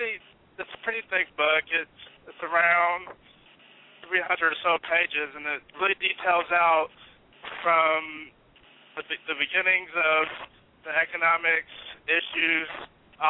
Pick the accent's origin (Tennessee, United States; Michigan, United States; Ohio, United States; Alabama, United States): Ohio, United States; Dayton; moved away; also born or lived in Berkeley, California; I am from the Midwest. I'm originally from Dayton, Ohio.